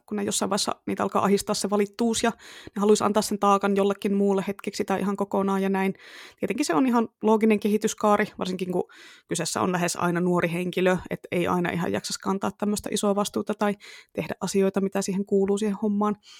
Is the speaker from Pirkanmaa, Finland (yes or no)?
yes; Tampere, Pirkanmaa, Finland; accent: Tampere dialect (Tampereen murre); moved away; siitä on niin kauan aikaa, kun mä muutin pois Tampereelta, mutta kyllä se vielä tulee sieltä